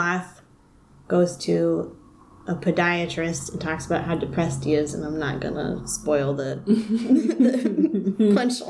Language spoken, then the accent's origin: English; the South, United States; I'm from the South. So when you're born, you get a taxidermy animal, and you learn how to make biscuits immediately.